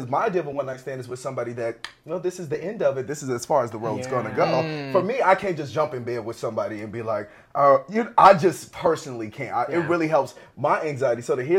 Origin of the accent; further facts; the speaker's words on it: Chicago, Illinois, United States; I'm from Chicago, the south side of Chicago.